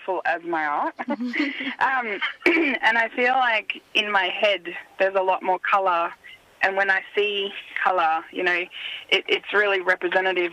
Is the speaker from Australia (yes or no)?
yes; Shepparton, Victoria, Australia; I was born in Kanigupna, which means a place where the big fish are caught, and it's also known as Shepparton